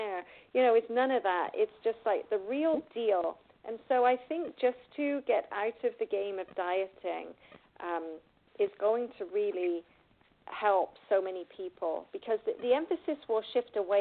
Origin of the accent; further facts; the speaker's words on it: England, United Kingdom; accent: British; now in United States; I'm from England